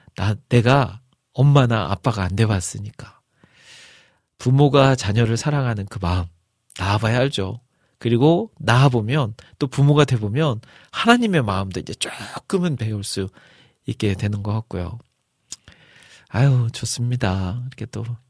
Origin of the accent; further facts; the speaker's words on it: Jeolla, South Korea; accent: Jeolla dialect; 제가 전라도 사람이기 때문에